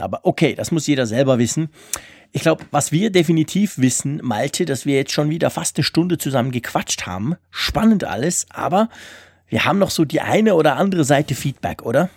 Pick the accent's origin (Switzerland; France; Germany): Switzerland; bei uns in der Schweiz